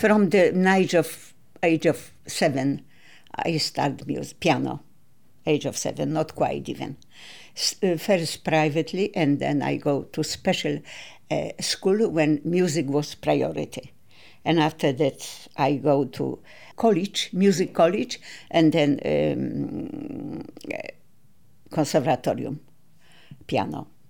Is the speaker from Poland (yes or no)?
yes; Katowice, Silesian Voivodeship, Poland; born or raised there; English is a second language; moved away; also born or lived in Kraków